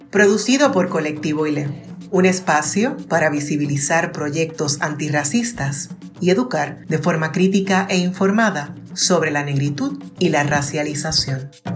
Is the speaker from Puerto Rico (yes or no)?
yes; Puerto Rico; first language Spanish; also born or lived in Fajardo; ese es mi primer idioma, porque soy de Puerto Rico